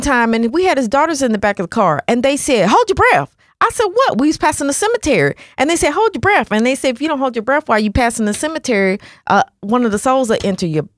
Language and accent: English; Nashville, Tennessee, United States; When we was little, growing up in Nashville